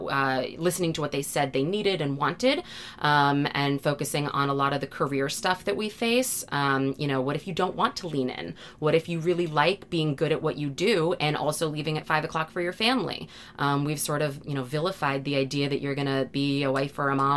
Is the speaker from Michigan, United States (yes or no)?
no; Massachusetts, United States; I'm from Massachusetts